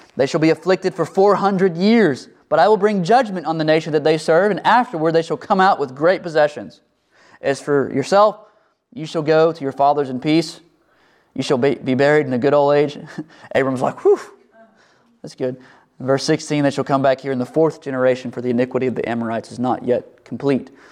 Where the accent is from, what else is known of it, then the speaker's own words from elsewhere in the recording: United States; we're American